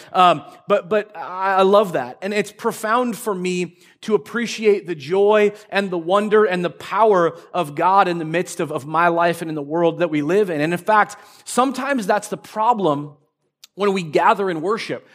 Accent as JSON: {"language": "English", "town": "Marysville", "country": "United States", "tie": "born or raised there", "said": "I grew up in Marysville, uh, up in the, the north part of Marysville"}